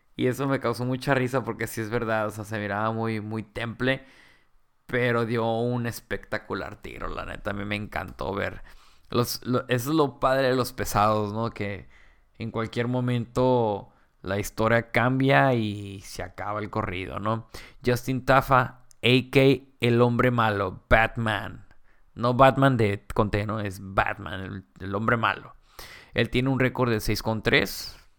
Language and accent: Spanish; Mexico; vamos creciendo como, como mexicanos y peleadores